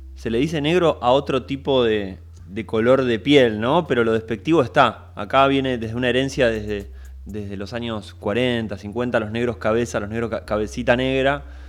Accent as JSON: {"language": "Spanish", "country": "Argentina", "said": "siendo argentino"}